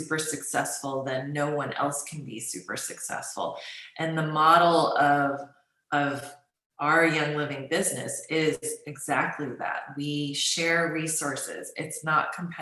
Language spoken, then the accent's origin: English; United States; I grew up in the United States as a Chinese American